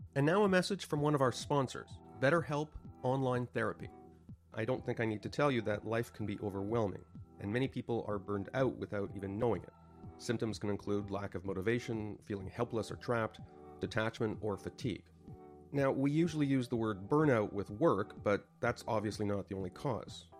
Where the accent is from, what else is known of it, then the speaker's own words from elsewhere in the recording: Canada; moved away as an adult; I came from Canada, which is a pretty progressive place.